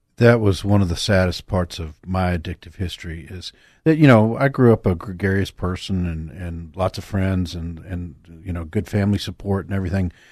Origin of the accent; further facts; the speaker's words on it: Texas, United States; I grew up in Texas, too